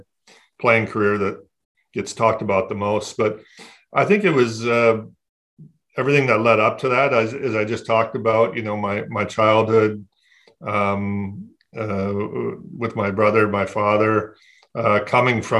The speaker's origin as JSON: {"language": "English", "town": "Flint", "region": "Michigan", "country": "United States", "tie": "born or raised there", "said": "I grew up in Flint, Michigan"}